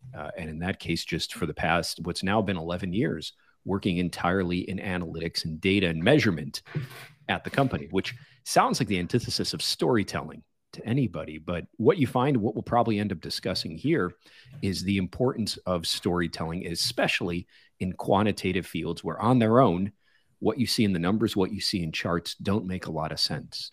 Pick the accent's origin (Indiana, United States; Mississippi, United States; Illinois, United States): Illinois, United States; Chicago; moved away as an adult; also born or lived in Los Angeles / Silicon Valley; pulled me out of my hometown of Chicago into Los Angeles